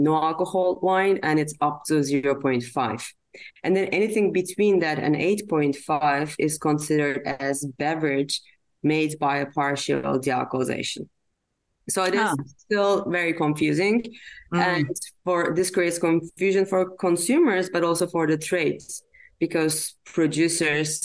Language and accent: English; Turkey; I am from Turkey.